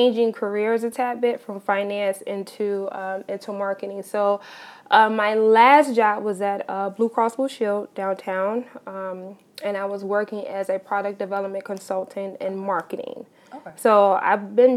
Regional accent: Chicago, Illinois, United States; I am from Chicago, Illinois. Born and raised on the south side of Chicago

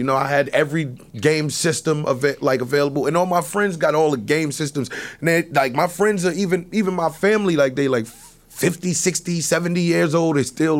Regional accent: New York City, New York, United States; I'm from Harlem

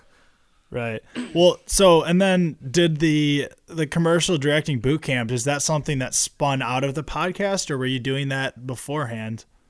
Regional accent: Michigan, United States; we're from Michigan

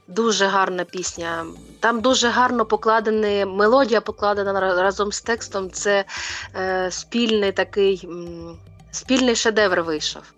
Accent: Luhansk Oblast, Ukraine; я звідти родом з Луганщини

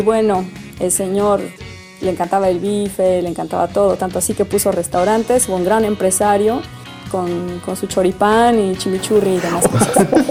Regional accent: Mexico; como buena mexicana

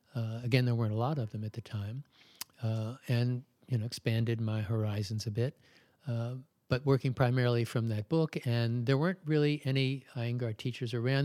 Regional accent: Baltimore, Maryland, United States; I was born in Baltimore, I've always lived in Maryland

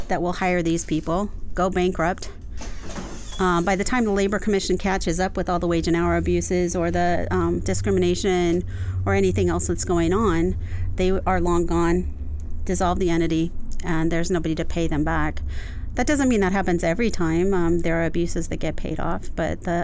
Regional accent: Los Angeles, California, United States; also born or lived in Koreatown, Los Angeles; I was born and raised in the Valley, so I'm a native, now living in Koreatown

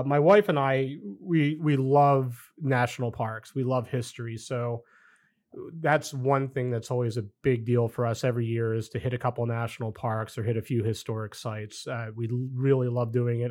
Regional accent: outside Philadelphia, New Jersey, United States; moved away as an adult; also born or lived in Colorado / Mankato; I grew up in the Philadelphia area, uh, really South Jersey, right outside of Philadelphia.

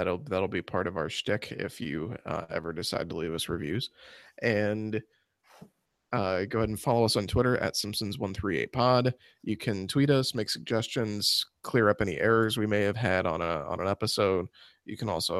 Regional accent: Springfield, Illinois, United States; I grew up in Springfield, Illinois.

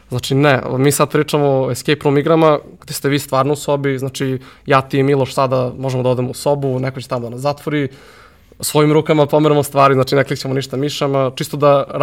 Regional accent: Serbia; Kod nas u Srbiji

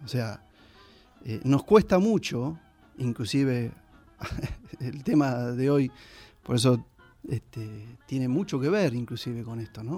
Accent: San Andrés de Giles, Buenos Aires Province, Argentina; como gilenses, como argentinos

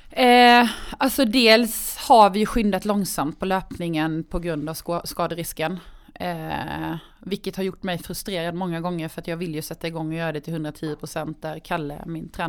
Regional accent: Karlshamn, Blekinge, Sweden; Det är hemma i Karlshamn.

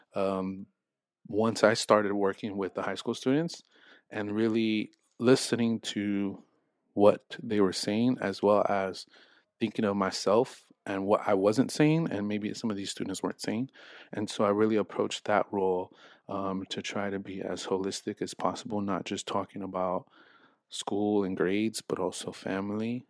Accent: Los Angeles, California, United States; moved away as an adult; I'm from Los Angeles, uh, from the San Fernando Valley, specifically in North Hollywood.

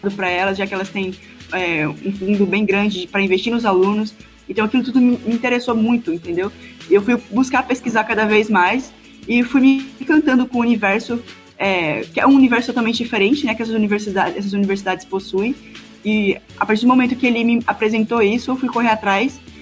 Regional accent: Presidente Médici, Rondônia, Brazil; sou do interior do estado de Rondônia

